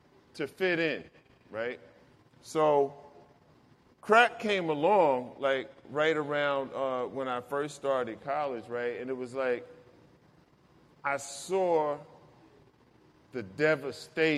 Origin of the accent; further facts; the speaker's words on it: New York, United States; also born or lived in Newark, New Jersey; I grew up in New York